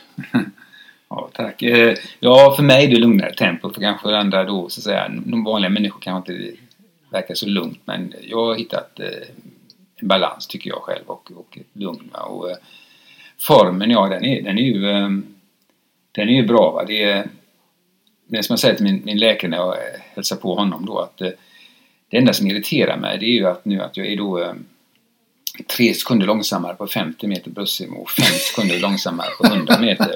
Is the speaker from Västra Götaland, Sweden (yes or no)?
yes; Gothenburg, Västra Götaland, Sweden; jag kommer från Frölunda